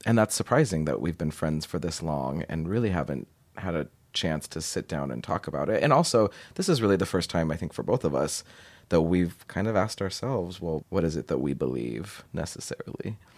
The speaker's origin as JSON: {"language": "English", "town": "Portland", "country": "United States", "tie": "born or raised there", "said": "in Portland, in the suburbs outside"}